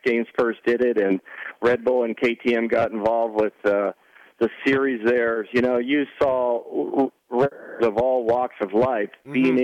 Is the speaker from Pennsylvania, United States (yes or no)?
yes; Pennsylvania, United States; moved away as an adult; now in California, United States; I grew up in Pennsylvania